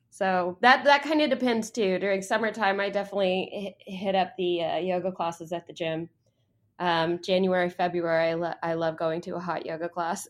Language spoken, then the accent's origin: English; near San Antonio, Texas, United States; also born or lived in Austin, Texas / Columbia, South Carolina; now in Dallas, United States; I'm actually a Texan. I grew up near San Antonio, lived in Austin for a while